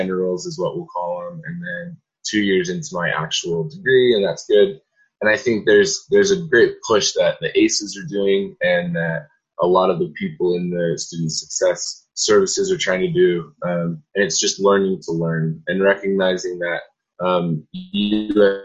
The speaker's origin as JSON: {"language": "English", "town": "Salt Lake City", "region": "Utah", "country": "United States", "lives_now": "Cedar City, United States", "said": "I'm from Salt Lake area, so I came down to Cedar City about 4 hours away"}